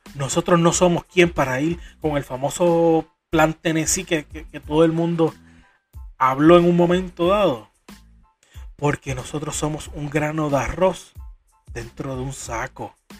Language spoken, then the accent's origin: Spanish; Corozal, Puerto Rico; Para mi pueblo, Corozal